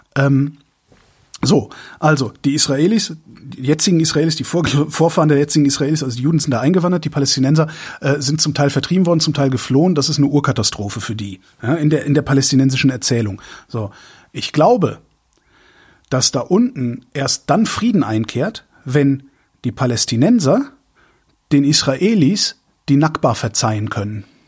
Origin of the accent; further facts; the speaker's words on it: Erftstadt, North Rhine-Westphalia, Germany; also born or lived in Tempelhof, Berlin; now in Berlin, Germany; bei uns in Erftstadt, also wo, wo ich wo ich zur Schule gegangen bin